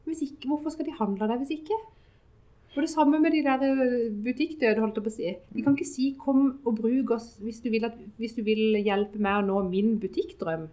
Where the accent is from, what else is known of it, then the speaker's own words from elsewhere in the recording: Sørlandet, Southern Norway, Norway; Vi er jo fra Sørlandet